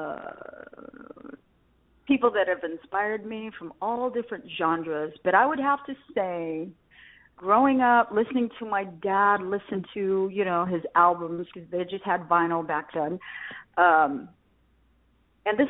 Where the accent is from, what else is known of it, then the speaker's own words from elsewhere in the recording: Las Vegas, Nevada, United States; eventually we settled in Vegas. So I grew up in Las Vegas.